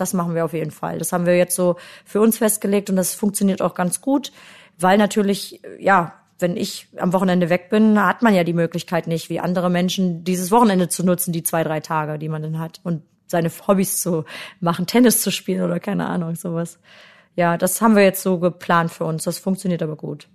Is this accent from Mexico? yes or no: no; Germany; Ich komme ja aus dem Harz und äh, da bin ich eigentlich immer schon als sehr kreatives Kind aufgewachsen.